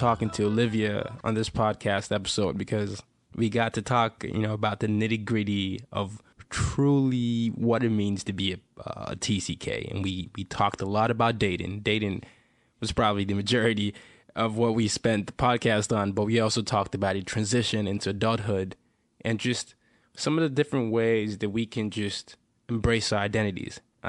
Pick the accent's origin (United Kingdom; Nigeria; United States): Nigeria; people ask me about my accent all the time, and I'm completely Nigerian.